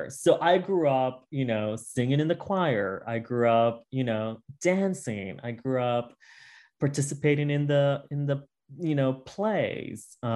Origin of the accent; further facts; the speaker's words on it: Utuado, Puerto Rico; I grew up in a small town in the middle of Puerto Rico called Utuado. Um, and uh, I grew up with my grandparents. It's a rural town in the mountains, um, big in territory, small in population.